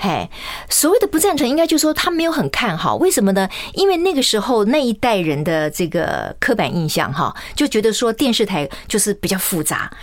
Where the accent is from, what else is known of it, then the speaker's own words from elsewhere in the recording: Kaohsiung, Taiwan; also born or lived in Tainan; 我是我们家唯一在高雄出生的小孩啊